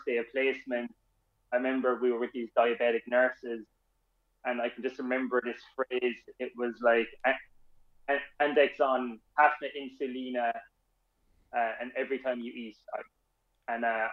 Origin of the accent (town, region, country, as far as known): Ireland